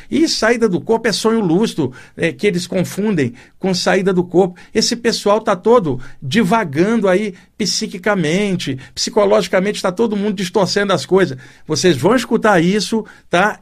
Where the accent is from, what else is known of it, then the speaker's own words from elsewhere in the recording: Brazil; Deus me colocou aqui como brasileiro